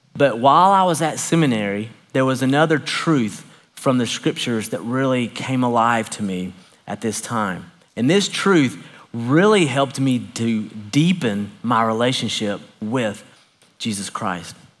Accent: Knoxville, Tennessee, United States; I grew up a Baptist preacher's kid in Knoxville, Tennessee

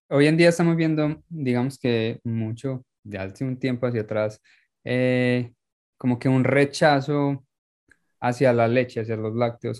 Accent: Paisa, Antioquia, Colombia; moved away; soy paisa

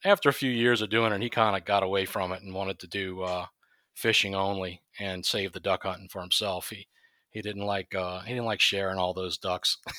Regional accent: Chalmette, Louisiana, United States; I'm from Shalmat, Louisiana, born and raised there.

